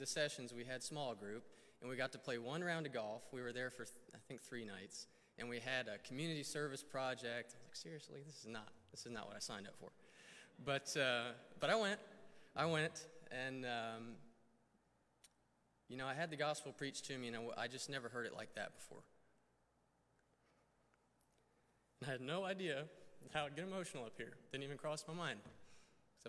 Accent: Weddington, North Carolina, United States; also born or lived in Florida; I was actually born in Florida, moved up to North Carolina when I was 4. I claim North Carolina as my home state, even though technically it's not. But I grew up in Weddington, which is a little south of Charlotte

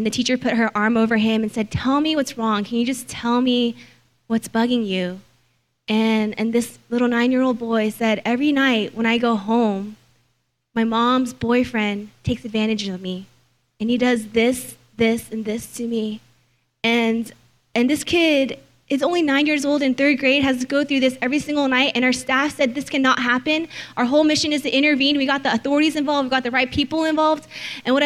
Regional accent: Cerritos, California, United States; I'm originally from Cerritos, and I went to Whitney High School

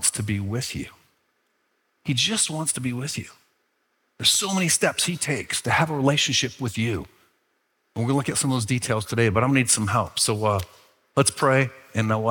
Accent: Byron Center, Michigan, United States; moved away as an adult; I'm from Byron Center

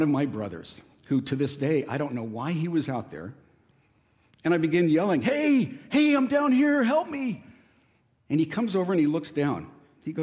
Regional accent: Escondido, California, United States; growing up in Escondido, my family had a huge avocado grove right across the street

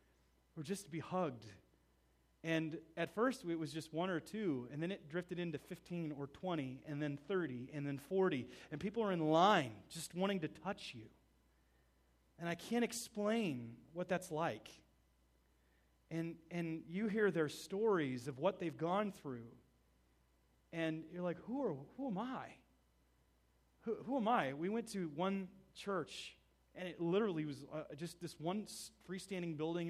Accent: United States; Being an American there

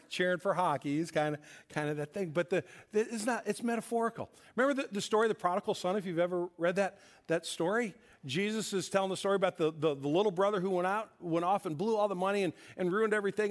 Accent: St. Louis, Missouri, United States; my sister and I grew up here in St. Louis

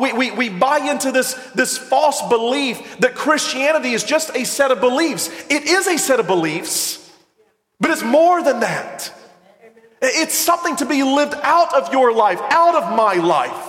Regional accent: the South, United States; I'm from the South

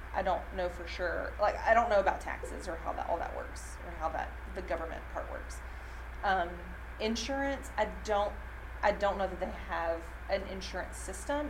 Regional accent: Alabama, United States; also born or lived in Tennessee; now in Nashville, United States; I grew up in Alabama. I've lived in Tennessee

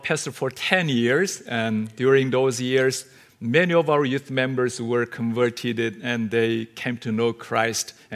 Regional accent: South Korea; first language Korean; English is a second language; We Koreans

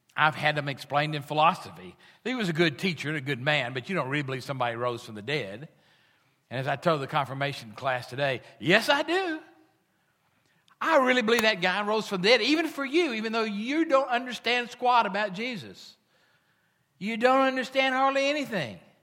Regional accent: United States; We are American

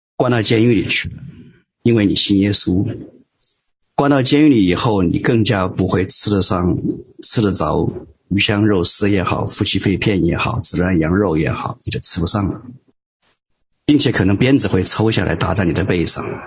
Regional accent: Hubei, China; 我们都是湖北人

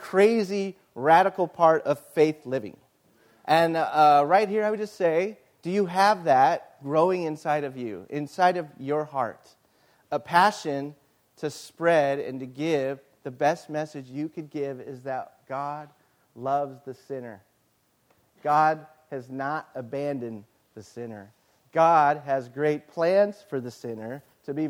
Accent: Yucaipa, California, United States; I love my hometown

